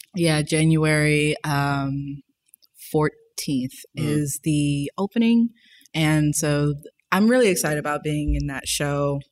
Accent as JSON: {"language": "English", "town": "New Orleans", "region": "Louisiana", "country": "United States", "also_born_or_lived": "Monroe, Louisiana", "said": "I'm from New Orleans"}